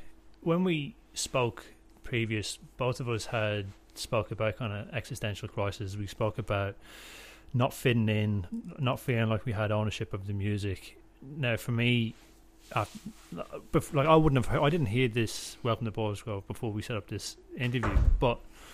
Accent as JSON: {"language": "English", "town": "Drogheda", "region": "Leinster", "country": "Ireland", "tie": "born or raised there", "moved": "as an adult", "said": "I have my own problems with Drogheda, like how I feel about what I achieved when I was living there, and I moved away, and I've been away for a long time"}